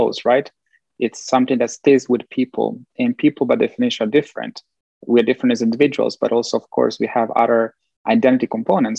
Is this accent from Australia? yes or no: no; Italy; moved away; also born or lived in Bosnia and Herzegovina / Belgium / United States; growing up in Italy, getting to know this like way of thinking, which is more Latin, Southern European